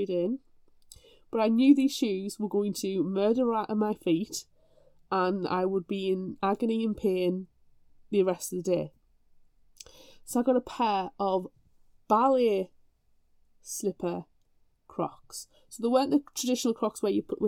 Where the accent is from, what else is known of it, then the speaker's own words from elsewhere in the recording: United Kingdom; I'm British and we like our slippers